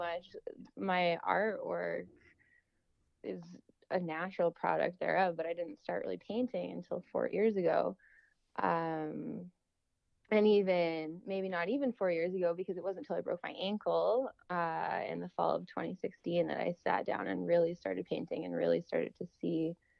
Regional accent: Calgary, Alberta, Canada; I'm originally from Calgary, and I started skiing a little

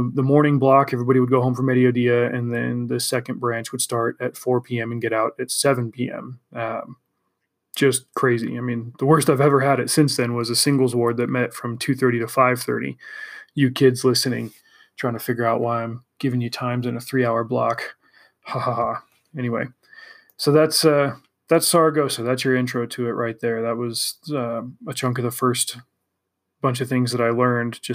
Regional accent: California, United States; also born or lived in Spain

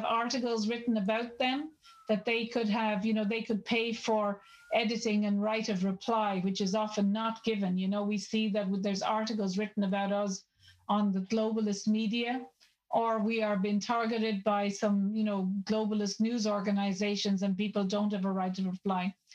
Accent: Ireland; I'm Irish

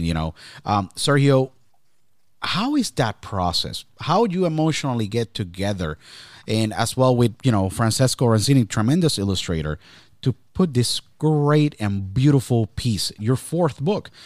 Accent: Puerto Rico; now in Pennsylvania, United States; I was born and raised in Puerto Rico.

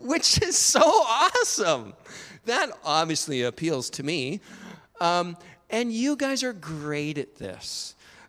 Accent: Alberta, Canada; I grew up in Alberta

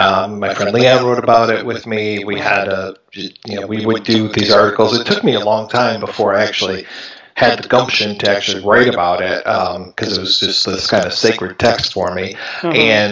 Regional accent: Michigan, United States; also born or lived in Ohio; I grew up, I was born in Ohio, and then I moved up to Michigan when I was two, and so I've been here ever since.

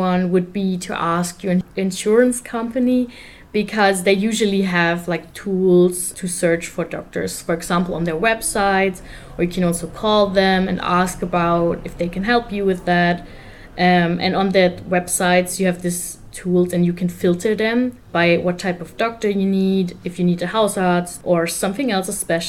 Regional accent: Germany; I'm from Germany.

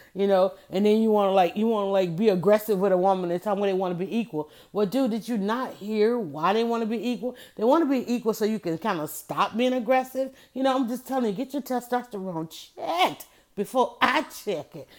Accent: the South, United States; I'm from the South

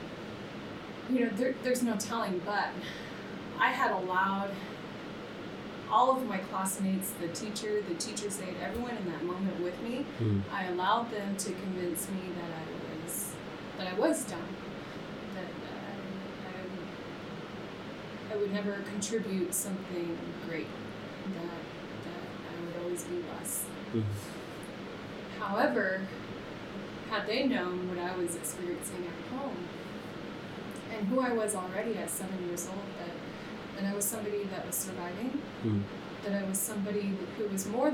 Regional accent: Navajo Nation, United States; we were raised on the Navajo reservation, very desolate, very rural

